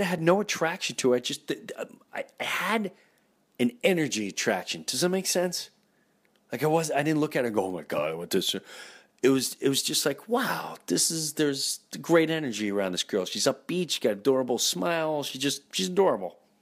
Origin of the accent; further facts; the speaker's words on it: Valley Stream, New York, United States; I grew up in Valley Stream, Long Island, Jefferson Avenue, lived there my whole life, my whole life